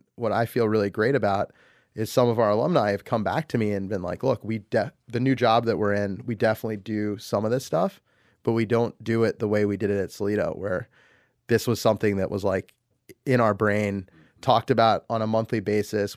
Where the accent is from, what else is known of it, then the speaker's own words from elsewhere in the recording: United States; I'm an American. I grew up here. I was born here.